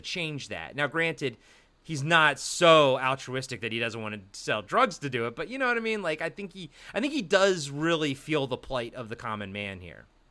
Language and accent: English; East Coast, United States; I'm from the East Coast